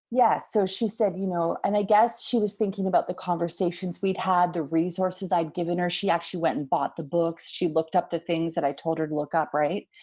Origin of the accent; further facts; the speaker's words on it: Canada; being, you know, from Canada, being North American